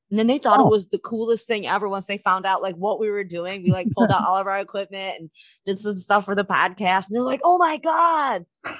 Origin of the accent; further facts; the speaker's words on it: Michigan, United States; I'm from Michigan.